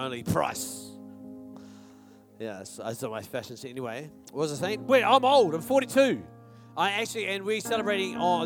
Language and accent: English; New Zealand; I'm from New Zealand